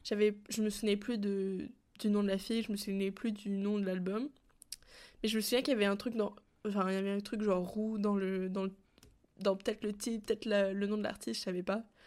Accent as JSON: {"language": "French", "country": "France", "tie": "born or raised there", "also_born_or_lived": "Canada", "said": "quand j'ai grandi en France"}